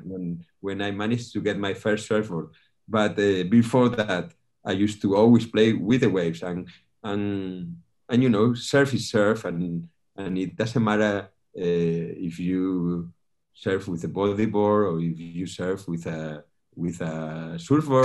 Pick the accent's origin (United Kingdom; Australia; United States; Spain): Spain; northern Spain; moved away as an adult; also born or lived in Canary Islands; now in Fuerteventura, Spain; I'm from from Spain. I'm uh, actually was born in the north of Spain. I've been living here in the Canary Islands for ten years now